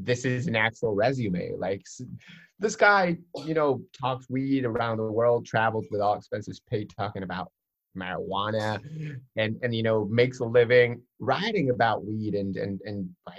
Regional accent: Argentina; So I'm from Argentina.

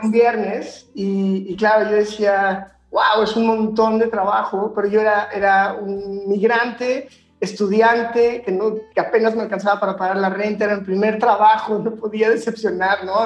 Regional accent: Guanajuato, Mexico; also born or lived in Barcelona; Yo soy de Guanajuato

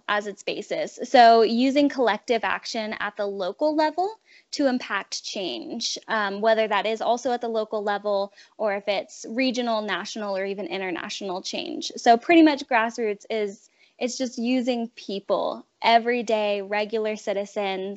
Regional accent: Salem, Oregon, United States; my hometown of Salem, Oregon

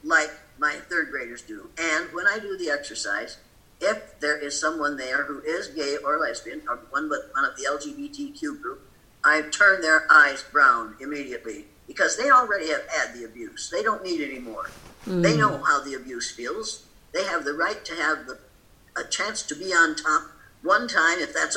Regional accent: Riceville, Iowa, United States; moved away; I grew older in Riceville

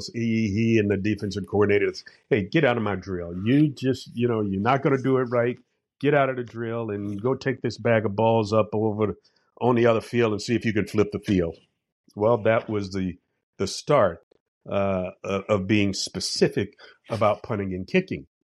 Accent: Jacksonville, Florida, United States; growing up on the west side of Jacksonville in a place called Town

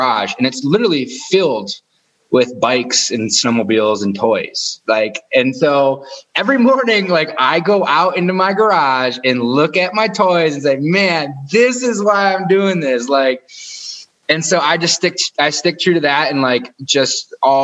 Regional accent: outside of Detroit, Michigan, United States; Michigan, outside of Detroit

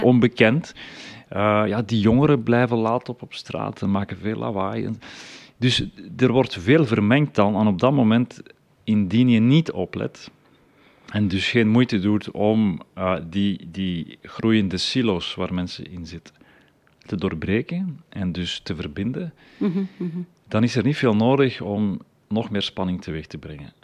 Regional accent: the Leuven area, Flanders, Belgium; bij ons in het Leuvense

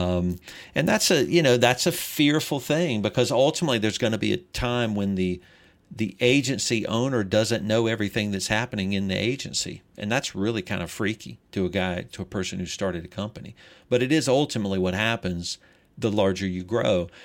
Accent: Greenville, South Carolina, United States; I'm originally from Greenville, South Carolina

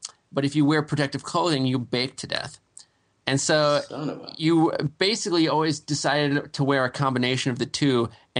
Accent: Phillips, Wisconsin, United States; moved away; I'm joining you from the sleepy Wisconsin town of Phillips, Wisconsin. And it's my hometown. It's where I grew up. It's 1,000 people. I'm visiting my family. It's nice and quiet out here

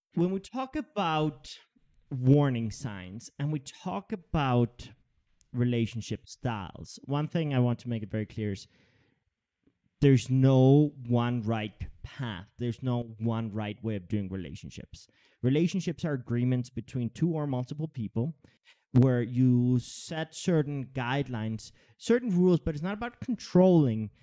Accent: Denmark; I grew up in Denmark

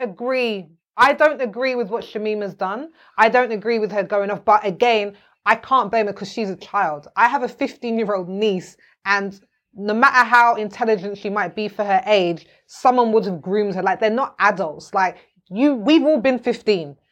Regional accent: United Kingdom; also born or lived in Jamaica (ancestry); I'm from here. Mm. I'm from here.

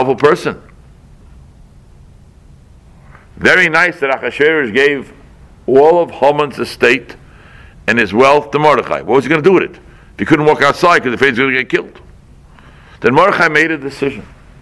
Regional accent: Boston, Massachusetts, United States; moved away; I come from Boston

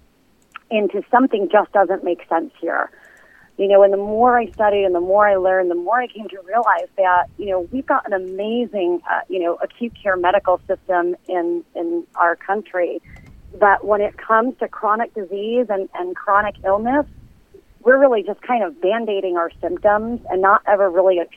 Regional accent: Brentwood, New York, United States; We grew up in Brentwood

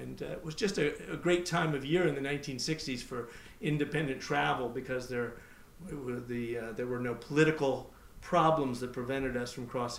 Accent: Beirut, Beirut Governorate, Lebanon; I grew up in Beirut, Lebanon, where my father was a teacher. He taught theology at a Protestant seminary. American family, but we grew up overseas.

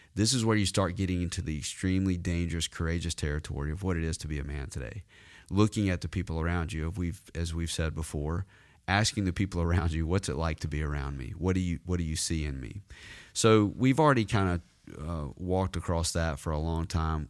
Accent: the South, United States; I was that way growing up in the South.

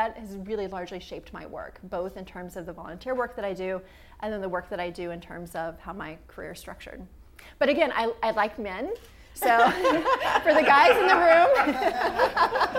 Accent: Midwest, United States; growing up in the Midwest, but yet growing up in a family that owned a business

